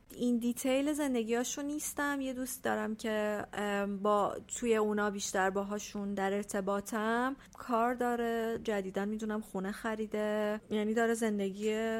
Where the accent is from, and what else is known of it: Iran; moved away as an adult; also born or lived in Italy